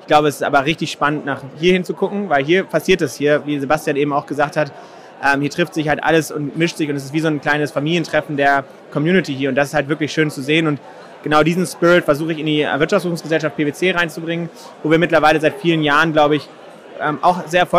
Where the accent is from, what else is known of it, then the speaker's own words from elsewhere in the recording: Schleswig-Holstein, Germany; Ich komme aus Schleswig-Holstein, so da ist natürlich das Thema Windenergie und äh, Energie insgesamt natürlich ein Thema.